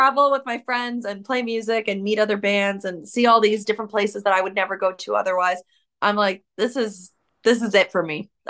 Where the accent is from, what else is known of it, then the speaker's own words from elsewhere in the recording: Canada; I'm from Canada